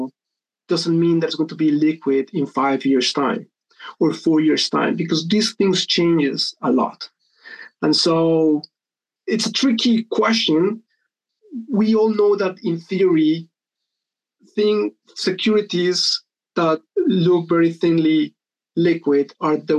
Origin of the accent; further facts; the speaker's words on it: Colombia; moved away as an adult; now in United Kingdom; I was born and raised in Colombia, came to the UK to do an MBA in 2009.